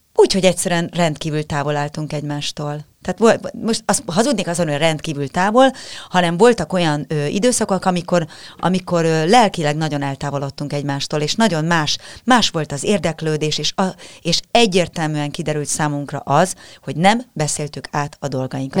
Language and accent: Hungarian; Budapest, Hungary; a Békás megyeri lakótelepen nőttem fel